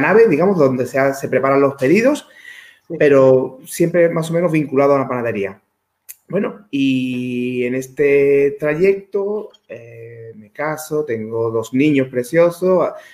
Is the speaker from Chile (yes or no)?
no; Dos Hermanas, Andalusia, Spain; soy natural de Sevilla, de dos hermanas. Es un pueblo de Sevilla, hace 42 años que vivo aquí, es decir, desde que nací.